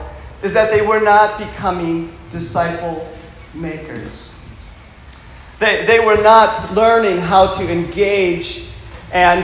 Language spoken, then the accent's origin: English; Michigan, United States; moved away; I'm from the northern part of the United States, and I grew up on a lake in Michigan